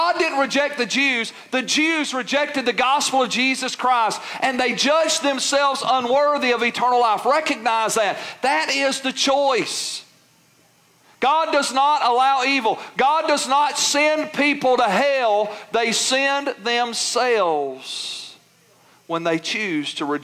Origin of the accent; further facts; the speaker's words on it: United States; We live in a free country